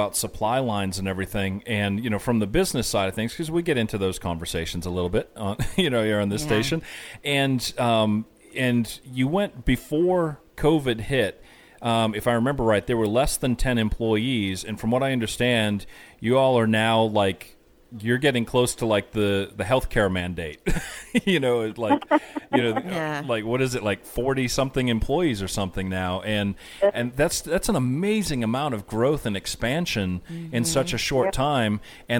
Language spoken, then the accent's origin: English; near Boston, Massachusetts, United States; I grew up near Boston